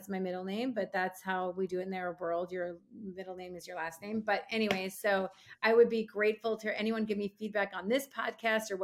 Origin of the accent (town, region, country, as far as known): Minneapolis, Minnesota, United States; born or raised there